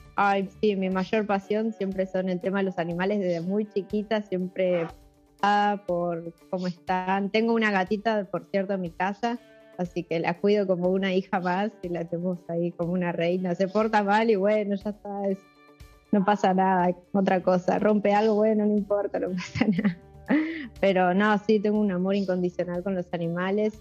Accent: Buenos Aires, Argentina; nací en, Buenos Aires y me crié toda la vida acá en Capital

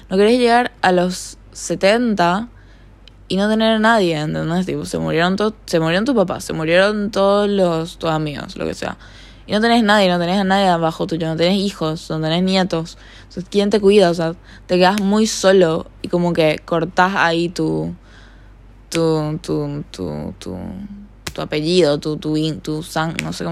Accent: Paraguay; accent: slightly Argentine; De repente me sale un acento. me un poco argentino, creo. Soy paraguaya. Pero no sé por qué hablo así, sinceramente.

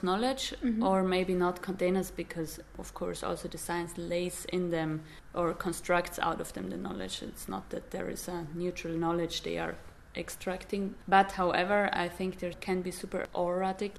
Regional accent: Dolomites, Italy; moved away; where I come from the Dolomites, these mountains in Italy

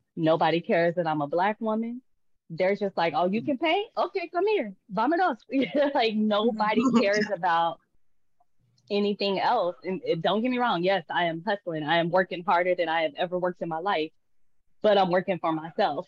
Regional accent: Tulsa, Oklahoma, United States; born or raised there; moved away as an adult; also born or lived in Dallas, Texas; now in Puerto Vallarta, Mexico

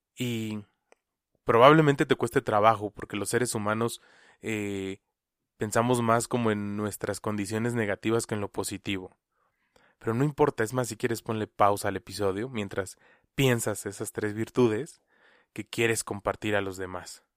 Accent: Mexico; como mexicanos

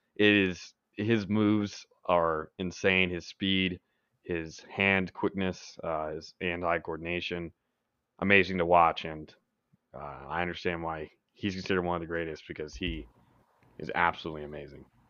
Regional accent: Dallas, Texas, United States; I'm from Dallas

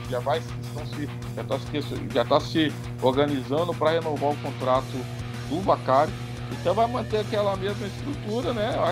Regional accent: Minas Gerais, Brazil; Como mineiro que eu sou, eu eu, eu nasci

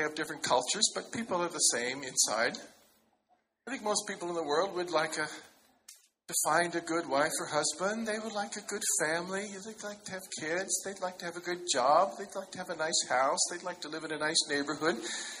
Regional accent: China; born there; You look very Chinese. I was born in China.

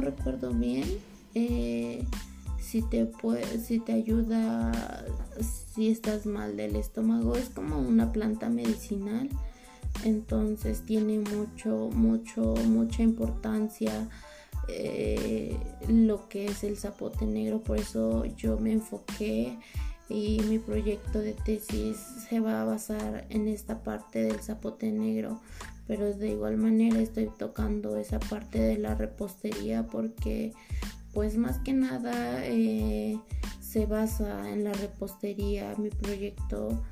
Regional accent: Oaxaca, Mexico; moved away; yo soy de Oaxaca, entonces allá en la ciudad de donde, de donde yo vengo

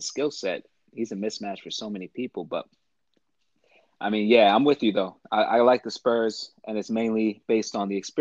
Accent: New York, United States; born and raised in New York

